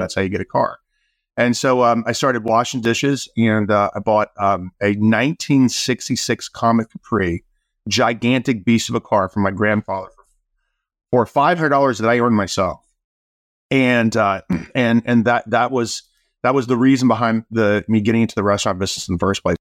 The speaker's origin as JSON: {"language": "English", "town": "Greenville", "region": "South Carolina", "country": "United States", "tie": "born or raised there", "moved": "yes", "lives_now": "San Francisco, United States", "said": "I grew up in South Carolina. Um, I grew up in a, a small town called Greenville"}